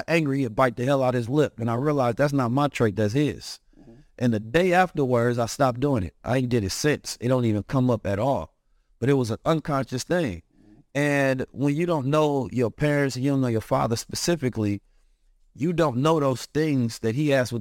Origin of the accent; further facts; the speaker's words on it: Oakland, California, United States; Growing up in Oakland, California